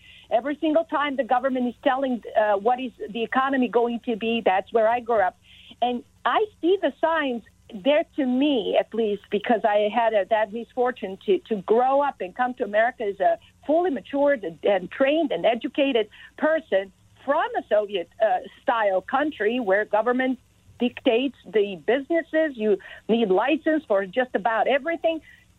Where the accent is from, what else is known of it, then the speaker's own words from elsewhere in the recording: Belgrade, Serbia; English is a second language; moved away as an adult; now in Maryland, United States; So I was born in Belgrade, which was the capital city of Yugoslavia in the early 70s. And I grew up in socialist, communist country.